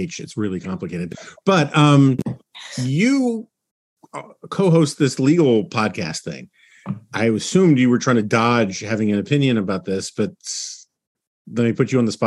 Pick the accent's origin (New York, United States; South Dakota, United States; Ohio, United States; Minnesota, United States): New York, United States; New York City; moved away; I grew up in New York City, so I didn't get a driver's license until I think I was 21.